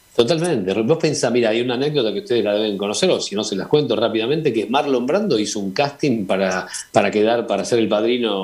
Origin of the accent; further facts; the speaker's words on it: Argentina; como argentino conocido en España